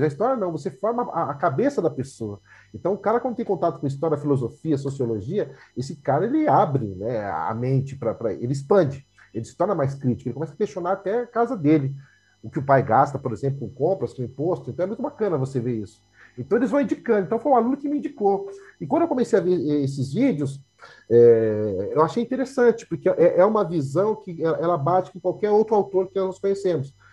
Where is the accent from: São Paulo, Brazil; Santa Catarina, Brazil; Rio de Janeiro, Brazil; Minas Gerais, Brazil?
São Paulo, Brazil; minha história é marcada pela Zona Leste. Morei no Carrão um tempo, Aí depois saí do Carrão, fui para Cidade Tiradentes, aí estou aqui até hoje